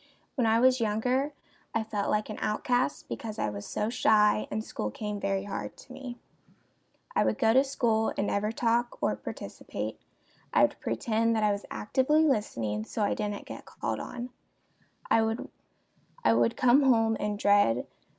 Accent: Ashville, Ohio, United States; I grew up in a small town called Asheville in Ohio

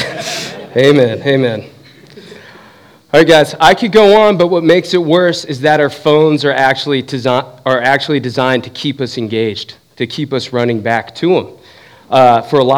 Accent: Southern California, United States; moved away as an adult; now in Southeast Ohio, United States; I grew up in Southern California.

